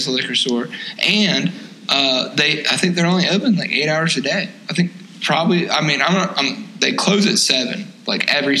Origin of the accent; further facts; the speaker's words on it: Tennessee, United States; we're from Tennessee.